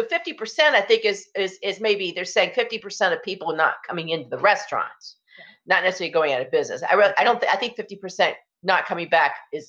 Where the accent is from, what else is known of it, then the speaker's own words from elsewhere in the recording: the South, United States; now in Hudson Valley, United States; I'm from the South